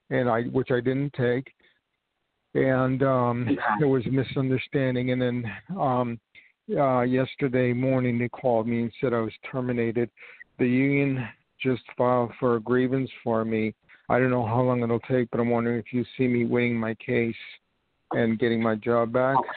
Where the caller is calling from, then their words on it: New York, United States; I'm calling from New York